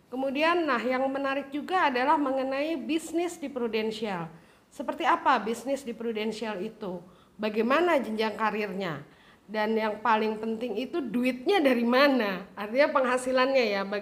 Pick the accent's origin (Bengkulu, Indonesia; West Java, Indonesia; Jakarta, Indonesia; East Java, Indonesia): Jakarta, Indonesia; kita lahir besar ya, lahir besar di Jakarta